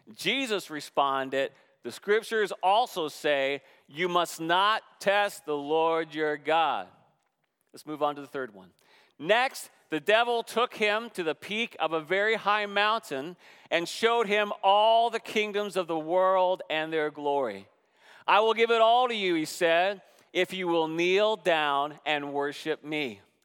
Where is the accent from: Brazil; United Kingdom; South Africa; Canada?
Canada; moved away; also born or lived in Seattle, United States / Jackson, Mississippi, United States / Northern Virginia, United States; As a Canadian being two hours from the border